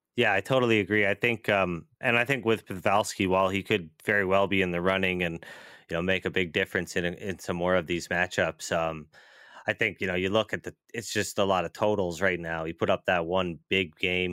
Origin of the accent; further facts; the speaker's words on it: Atlantic time zone, Atlantic Canada, Canada; somebody who grew up on Atlantic time